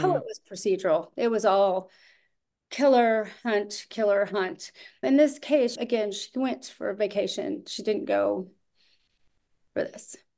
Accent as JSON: {"language": "English", "town": "Austin", "region": "Texas", "country": "United States", "moved": "as an adult", "said": "I'm from Austin"}